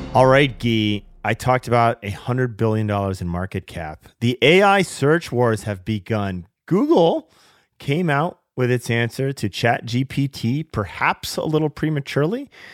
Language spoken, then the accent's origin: English; Seattle, Washington, United States; my my hometown of Seattle